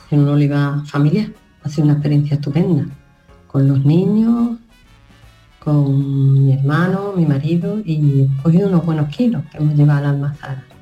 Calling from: Seville, Andalusia, Spain; Llamo desde Sevilla.

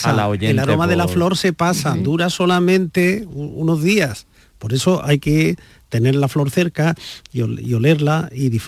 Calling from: Huelva, Andalusia, Spain; Hola, buenas tardes. María la compañía, a todo el mundo, soy … de Huelva.

